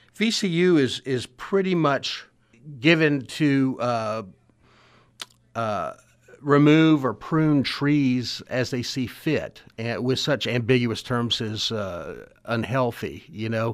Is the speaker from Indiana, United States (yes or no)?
no; Richmond, Virginia, United States; when I was a kid growing up in the West End